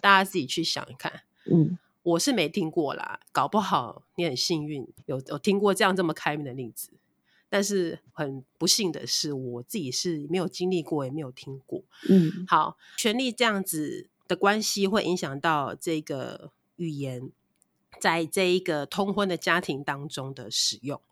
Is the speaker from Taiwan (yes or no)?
yes; Taiwan; 复振我们台湾的各族群的母语